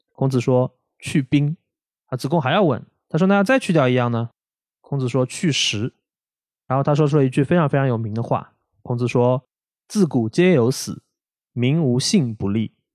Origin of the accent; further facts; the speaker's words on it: Shanghai, China; 我们上海人